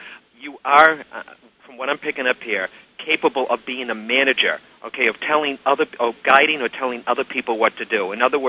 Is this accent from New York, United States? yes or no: no; Massachusetts, United States; born or raised there